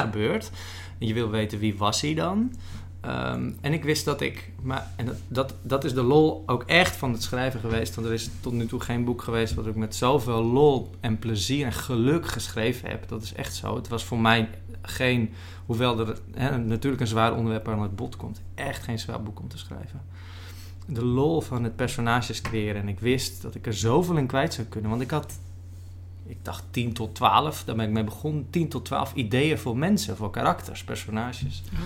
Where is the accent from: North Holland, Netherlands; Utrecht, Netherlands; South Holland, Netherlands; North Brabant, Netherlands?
North Holland, Netherlands; West Friesland; West-Friesland, een kop van mhm. Noord-Holland, waar ik vandaan kom